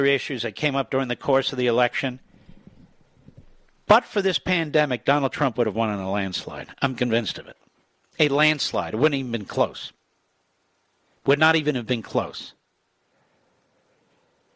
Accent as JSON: {"language": "English", "town": "Philadelphia", "region": "Pennsylvania", "country": "United States", "moved": "yes", "lives_now": "Virginia, United States", "said": "I'm from Philadelphia, Pennsylvania. And I live in Virginia."}